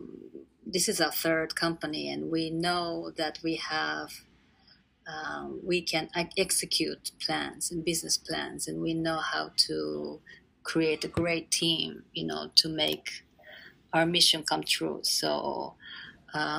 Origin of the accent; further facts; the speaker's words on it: Japan; moved away as an adult; also born or lived in United Kingdom / Israel; I'm from Japan